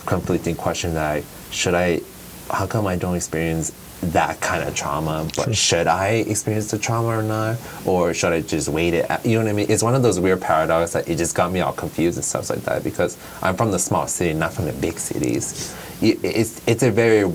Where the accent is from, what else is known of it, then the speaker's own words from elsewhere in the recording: Barstow, California, United States; going back to Barstow, how it was for me growing up